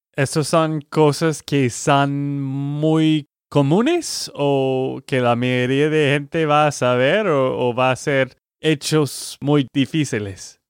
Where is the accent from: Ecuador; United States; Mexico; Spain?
United States; Texas; de Texas, Estados Unidos